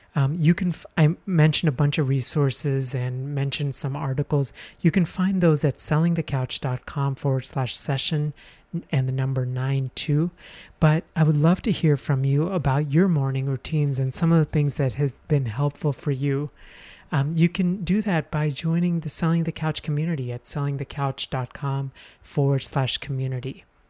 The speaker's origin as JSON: {"language": "English", "country": "India", "tie": "born or raised there", "moved": "yes", "said": "I'm from India"}